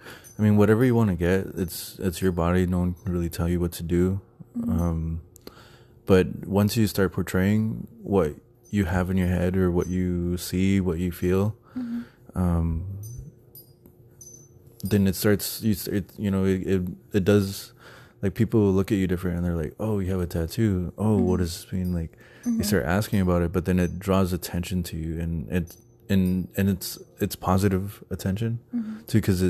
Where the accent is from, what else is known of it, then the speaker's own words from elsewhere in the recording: Texas, United States; now in Phoenix, United States; because I'm originally from Texas, and in Texas, like, piercings and tattoos were like frowned upon.